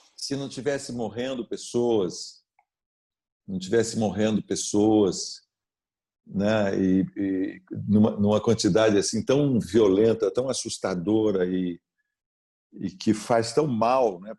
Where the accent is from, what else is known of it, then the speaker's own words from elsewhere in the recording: Sorocaba, São Paulo, Brazil; a história da minha infância e da minha adolescência em Sorocaba